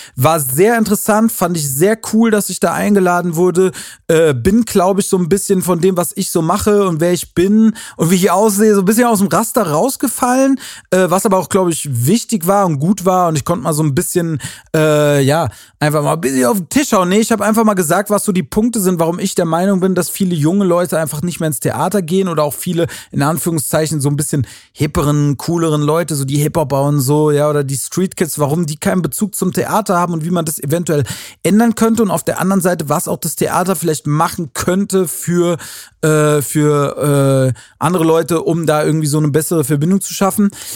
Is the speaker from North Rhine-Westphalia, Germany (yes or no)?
no; Wiesbaden, Hesse, Germany; Das ist in Wiesbaden, äh, in meiner Heimatstadt